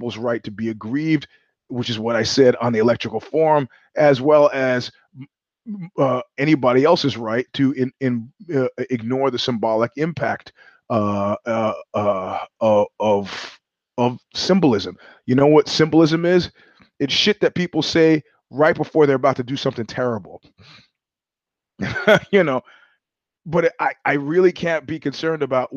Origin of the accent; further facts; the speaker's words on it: New York City, New York, United States; moved away; also born or lived in Ozone Park, Queens / Jamaica, Queens / Crown Heights, Brooklyn / Flatbush, Brooklyn; I grew up in Ozone Park. I grew up in Jamaica, Queens. I grew up in Crown Heights. I grew up in Flatbush